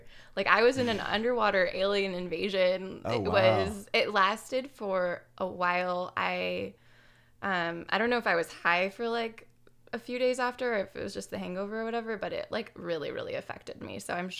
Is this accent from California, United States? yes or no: yes; San Jose, California, United States; I grew up in San Jose, so I was like, this is way too close to home, but...